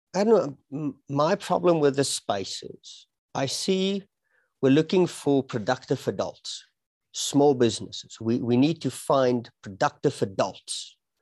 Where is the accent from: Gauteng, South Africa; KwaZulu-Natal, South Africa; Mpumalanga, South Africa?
Gauteng, South Africa; Pretoria; moved away as an adult; now in Johannesburg, South Africa; I, I was born and I was raised in uh, Pretoria, the capital city of South Africa